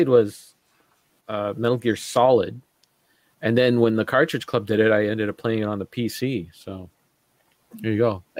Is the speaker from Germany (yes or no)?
no; Sudbury, Ontario, Canada; moved away; I was in Sudbury, in my hometown of Sudbury at the time